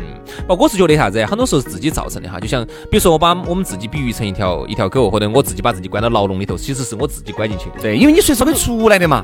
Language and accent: Chinese; Chengdu, Sichuan, China; 我们成都